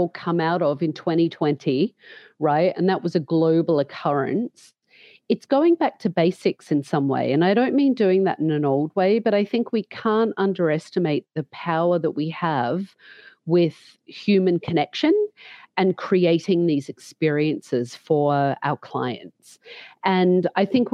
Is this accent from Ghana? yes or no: no; Australia; moved away as an adult; also born or lived in London; now in United States; leaving Australia at such a young age, which I did, and I went to London for a long time and then to the US, and always reflecting back on my education as a young hairdresser here in Australia